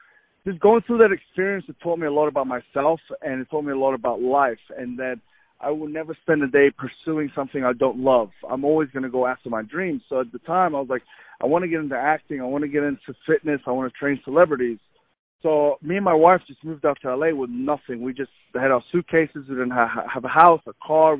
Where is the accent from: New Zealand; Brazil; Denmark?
New Zealand; moved away as an adult; also born or lived in Egypt / Saudi Arabia / Buffalo, New York, United States; now in United States; I'm from Egypt, originally from Egypt. I moved to New Zealand when I was 9 years old. Grew up in New Zealand till about 19.